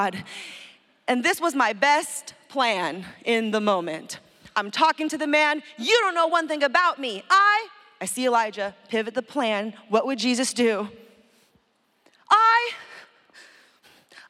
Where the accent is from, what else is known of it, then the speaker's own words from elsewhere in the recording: San Francisco, California, United States; my hometown, San Francisco